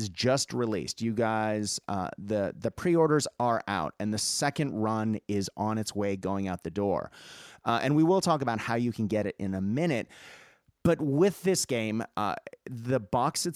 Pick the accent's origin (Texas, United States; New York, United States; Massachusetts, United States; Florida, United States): Massachusetts, United States; Boston; I grew up in Boston and near Salem